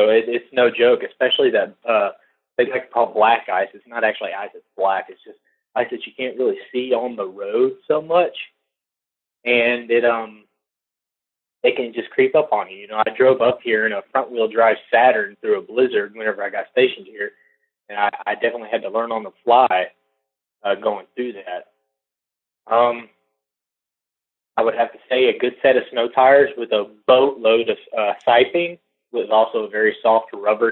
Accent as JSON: {"language": "English", "town": "Woodville", "region": "Texas", "country": "United States", "tie": "born or raised there", "also_born_or_lived": "Conroe, Texas", "moved": "as an adult", "lives_now": "Colorado, United States", "said": "I grew up down there in Southeast Texas. I was raised in Woodville, Texas, and went through my teenage years in Conroe, Texas."}